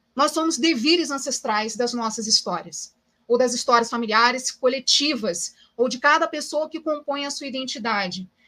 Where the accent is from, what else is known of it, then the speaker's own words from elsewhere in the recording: Brazil; viver com essa identidade sendo brasileira